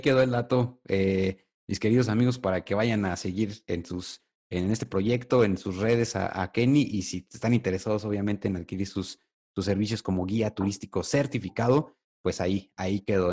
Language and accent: Spanish; Mexico; en nuestro país, en México